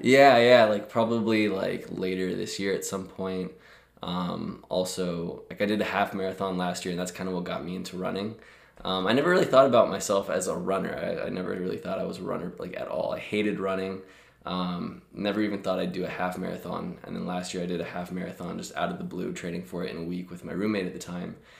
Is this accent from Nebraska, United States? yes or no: yes; Omaha, Nebraska, United States; moved away as an adult; also born or lived in Lincoln, Nebraska; now in Chicago, United States; born and raised in Omaha, Nebraska